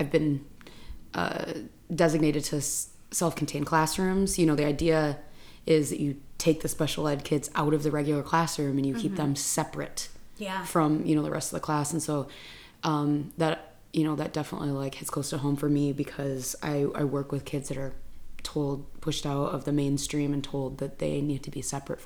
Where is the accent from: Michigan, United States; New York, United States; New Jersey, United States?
Michigan, United States; I grew up in Michigan